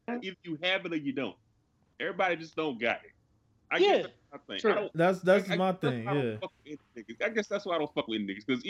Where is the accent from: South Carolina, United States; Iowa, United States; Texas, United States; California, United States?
South Carolina, United States; For instance, I'm from South Carolina.